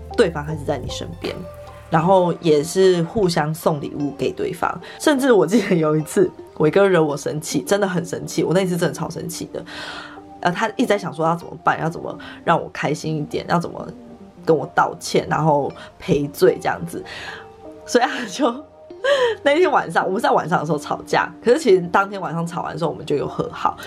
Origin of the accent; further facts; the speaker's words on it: Yilan, Yilan County, Taiwan; 我老家在宜兰，所以我们那时候就是过年期间全部的时间都在宜兰